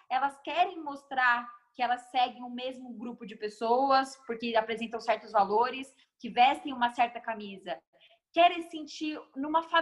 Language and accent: Portuguese; Guarulhos, São Paulo, Brazil; Emi, eu, eu, nasci em São Paulo, mas eu sou guarulhense de coração, moro aqui desde, desde mais novinha.